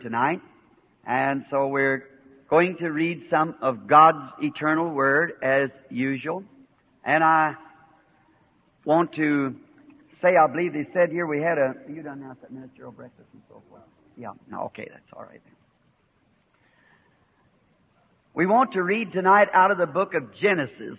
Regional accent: the South, United States; I'm a Southerner

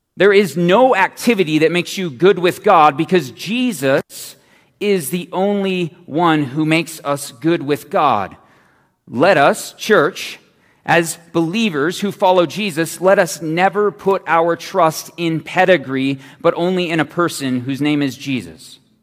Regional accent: Phoenix, Arizona, United States; I'm from Phoenix

